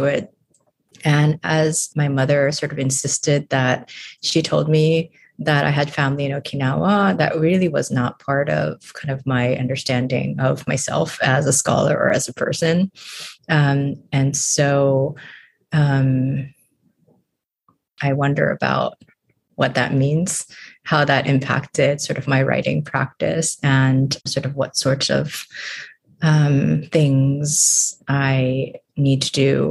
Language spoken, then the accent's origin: English; Honolulu, Hawaii, United States; moved away as an adult; now in San Diego, United States; I am originally from Honolulu